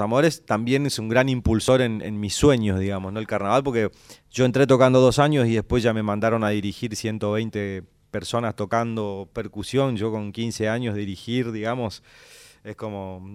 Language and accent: Spanish; Santo Tomé, Argentina; el paisaje de mi pueblo, ¿no? Cuando vamos al barrio estación de, Santo Tomé